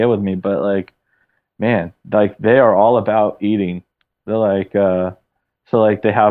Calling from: St. Paul, Minnesota, United States; I'm calling from St. Paul, Minnesota. Oh shit, Jesus. So, so I'm uh, training at uh, a facility out here at our headquarters.

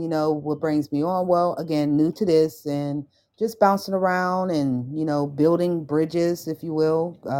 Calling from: Pittsburgh, Pennsylvania, United States; I am located near the Pittsburgh Corporation.

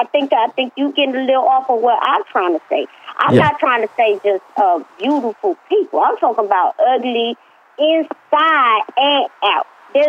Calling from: Los Angeles, California, United States; I'm calling in from L.A.

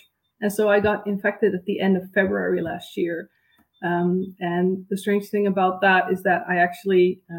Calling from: Netherlands; I'm calling in from the Netherlands.

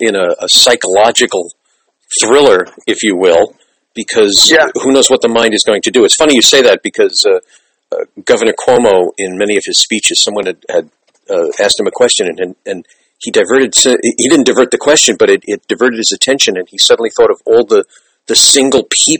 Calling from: New York, United States; I'm calling you from New York

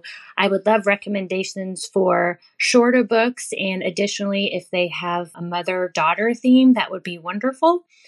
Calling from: Oregon, United States; I'm calling from Oregon.

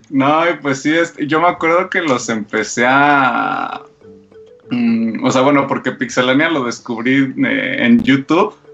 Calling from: Mexico City, Mexico; De, de aquí de México

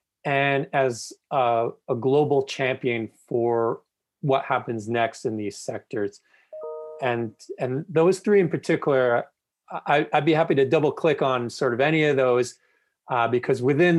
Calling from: Calgary, Alberta, Canada; I'm joining you from Calgary, Alberta.

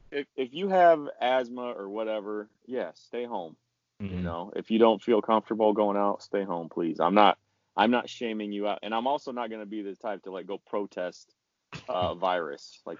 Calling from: Beach, North Dakota, United States; Uh, I made it to the first exit in North Dakota. Fancy little town called Beach.

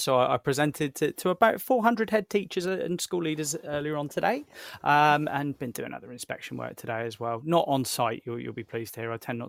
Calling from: New Forest, South East England, United Kingdom; And I'm dialing in from the New Forest today where it is sweltering.

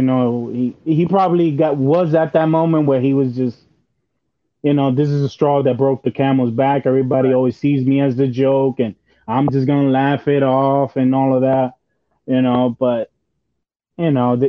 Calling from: Bronx, New York, United States; I'm calling from the Bronx, baby.

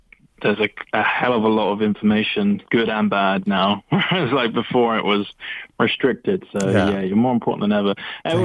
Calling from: London, United Kingdom; Oh, hi. It's … again from London.

